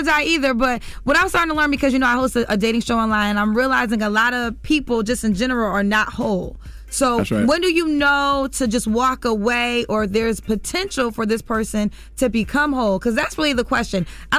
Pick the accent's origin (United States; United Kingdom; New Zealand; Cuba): United States; Connecticut; Like, my father, I'm from Connecticut, Kenny Reeder, like, he did a great job.